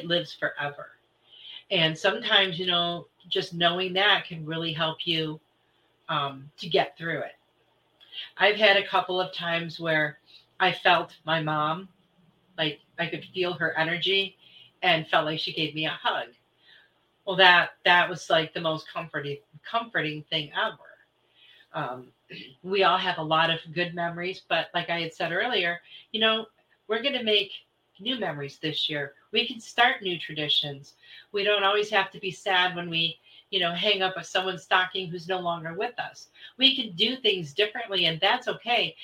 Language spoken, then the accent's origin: English; Michigan, United States; moved away; I'm originally from Michigan